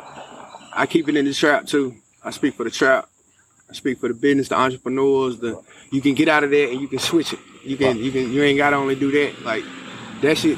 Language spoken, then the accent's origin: English; Eden, North Carolina, United States; she from the hometown and we went to school together. We went to Moorhead